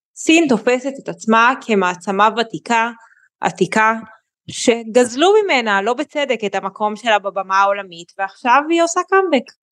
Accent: Israel; אנחנו כישראלים

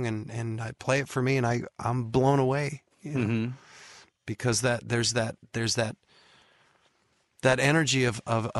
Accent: San Diego, California, United States; I'm from San Diego

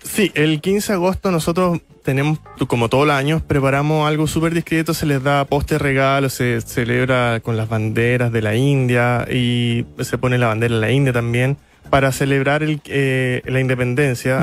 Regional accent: Iquique, Tarapacá, Chile; Nací en la clínica en Iquique

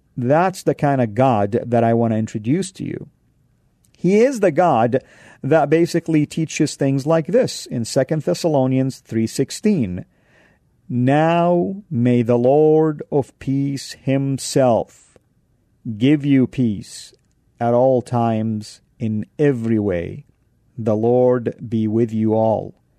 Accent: Saudi Arabia; moved away; when I grew up back home in Saudi

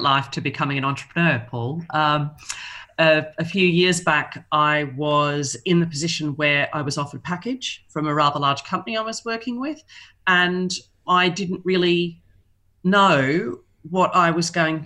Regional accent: Melbourne, Victoria, Australia; moved away as an adult; now in London, United Kingdom; I'm originally from Melbourne. I've been living here in London for 16 years.

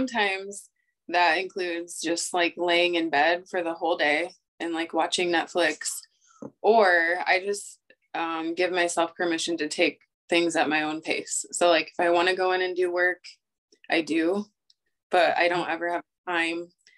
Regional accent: Oelwein, Iowa, United States; now in Cedar Rapids, United States; Owine, Iowa.

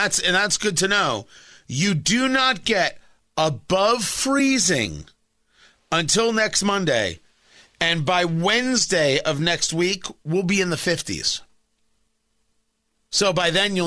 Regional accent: New Jersey, United States; moved away as an adult; now in Indiana, United States; growing up in Jersey

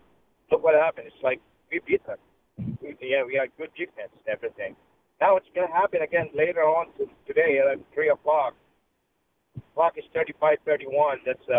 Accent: San Francisco, California, United States; It's obvious I'm from San Francisco.

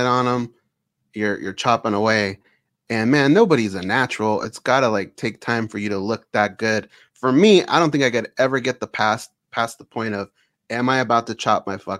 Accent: Orange County, California, United States; now in Las Vegas, United States; we grew up in Orange County, California. We're in Vegas now

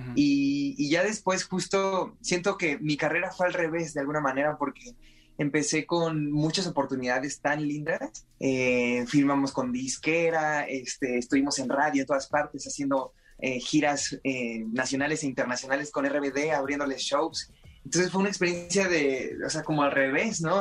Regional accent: Puebla, Mexico; yo soy de Puebla, y yo recuerdo que en ese parque yo, practicaba atletismo

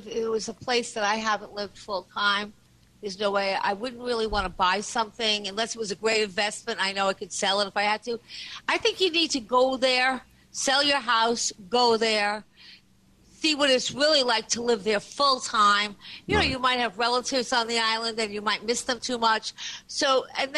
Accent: Syosset, New York, United States; I'm from Syosset

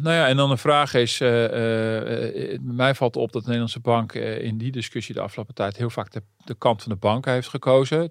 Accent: Netherlands; als Nederlanders

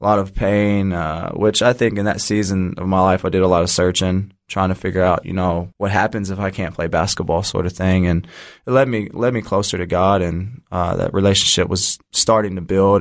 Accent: Jeffersonville, Indiana, United States; moved away as an adult; now in Australia; I'm from Jeffersonville, Indiana. Been in Australia since two thousand fifteen, playing professionally.

